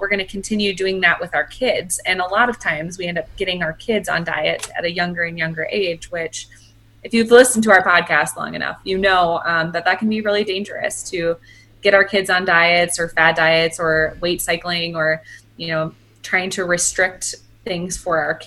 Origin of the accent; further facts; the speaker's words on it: Midwest, United States; now in Denver, United States; We're both from the Midwest